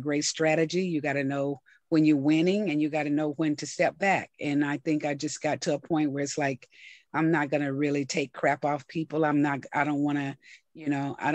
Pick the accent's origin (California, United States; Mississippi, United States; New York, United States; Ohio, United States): Mississippi, United States; McComb; I was born in a small town called Macomb, Mississippi, a population right now about 13,000.